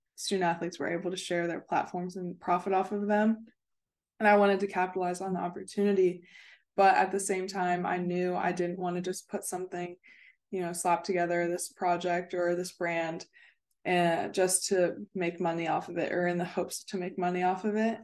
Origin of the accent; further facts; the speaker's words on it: Cincinnati, Ohio, United States; moved away as an adult; also born or lived in West Virginia / Florida; I'm originally from Cincinnati, Ohio